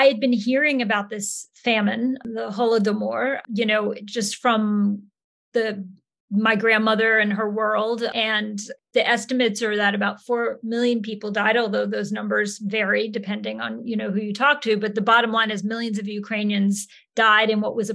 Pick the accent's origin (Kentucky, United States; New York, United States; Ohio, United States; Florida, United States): New York, United States; Yonkers; also born or lived in Hudson River Valley, New York; I grew up in Yonkers, New York. I was actually born in the Hudson River Valley area, but when I was 5 years old, we moved to my grandmother's house in Yonkers